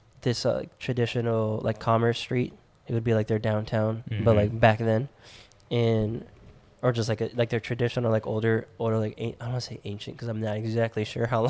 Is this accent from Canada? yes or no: no; United States; we're from America